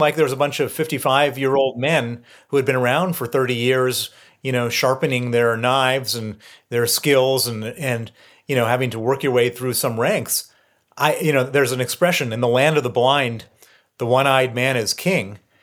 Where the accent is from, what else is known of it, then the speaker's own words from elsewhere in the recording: Chicago, Illinois, United States; moved away as an adult; also born or lived in Princeton, New Jersey / Moscow, Russia / London; I grew up in, in Chicago, born in Princeton, New Jersey